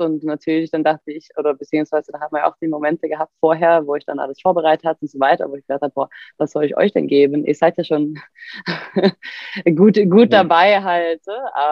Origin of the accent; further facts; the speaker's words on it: Sweden; German is a second language; moved away as an adult; now in Germany; als Schwedin